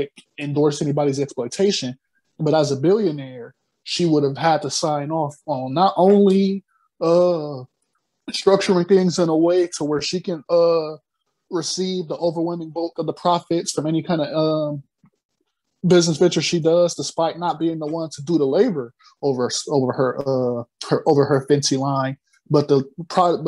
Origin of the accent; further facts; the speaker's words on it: Akron, Ohio, United States; my hometown, I come from Akron